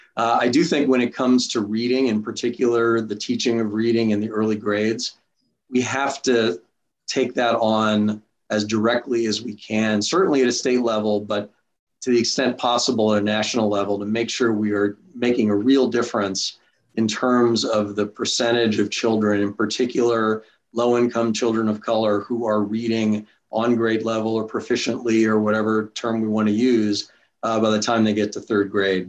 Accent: New York, United States; I grew up in New York. Went to high school at a public high school in New York

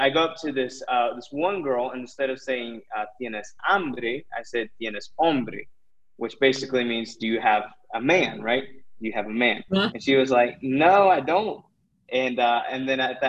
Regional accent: United States; moved away as an adult; now in Ecuador; as American Christians

